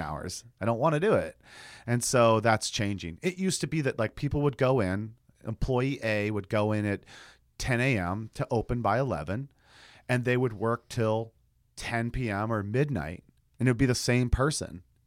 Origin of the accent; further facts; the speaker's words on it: United States; I'm that American